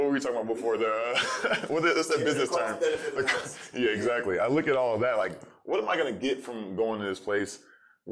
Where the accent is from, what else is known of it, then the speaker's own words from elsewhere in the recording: Tampa, Florida, United States; also born or lived in Silver Spring, Maryland / St. Petersburg, Florida / Orlando, Florida; I was born in Silver Springs, Maryland, but you know that was short-lived. I was probably there for like a month, and then I moved to St. Pete, Florida. And then I grew up in Tampa